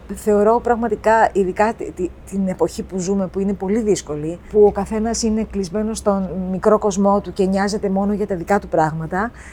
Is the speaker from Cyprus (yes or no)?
yes; Cyprus; moved away as an adult; also born or lived in Boston, United States; now in Athens, Greece; παιδί που γεννήθηκα και μεγάλωσα στην Κύπρο